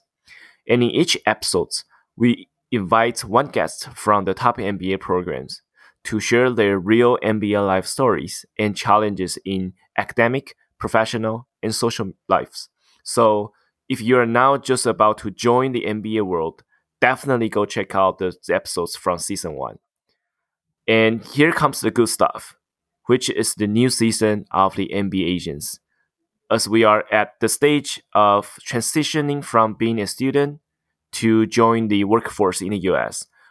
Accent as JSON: {"language": "English", "country": "Taiwan", "second_language": "English", "moved": "as an adult", "lives_now": "United States", "said": "from Taiwan"}